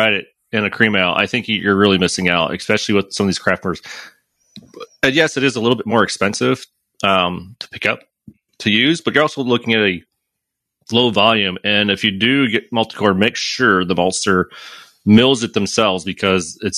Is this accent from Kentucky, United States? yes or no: no; Michigan, United States; now in St. Louis, United States; I grew up in Michigan too